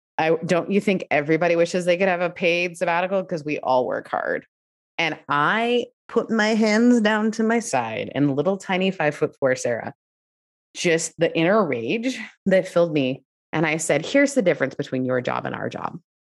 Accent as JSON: {"language": "English", "country": "Canada", "also_born_or_lived": "United Kingdom", "said": "if you know me, I'm Canadian and British. We don't raise our voices."}